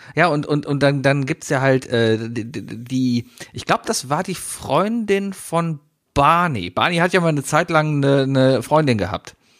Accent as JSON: {"language": "German", "country": "Germany", "said": "als Deutsche"}